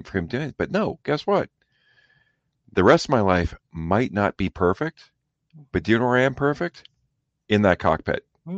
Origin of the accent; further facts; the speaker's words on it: Canada; I'm Canadian.